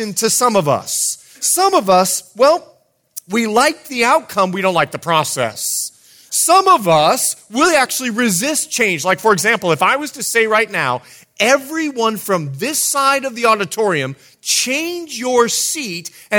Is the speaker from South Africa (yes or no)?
no; Bahamas; moved away as an adult; also born or lived in Fort Lauderdale; I'm a born and raised Bahamian. And I want to let you know, I'm from the Bahamas